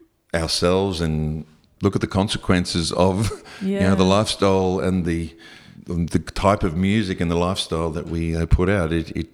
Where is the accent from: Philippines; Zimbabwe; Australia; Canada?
Australia; Brisbane, Queensland; now in Sydney, Australia; growing up in Brisbane, if you were a little bit different walking down the street, people would just yell at you or spit at you from cars.